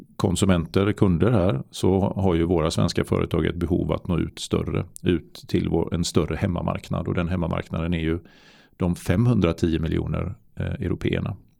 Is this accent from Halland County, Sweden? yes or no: yes; Varberg, Halland County, Sweden; Jag var ju kommunstyrelsens ordförande mm. i min hemort i Varberg